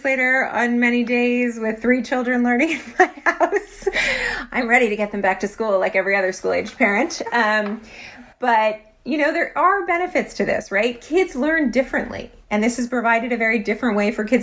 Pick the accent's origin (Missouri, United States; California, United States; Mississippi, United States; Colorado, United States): California, United States; I grew up in the California public schools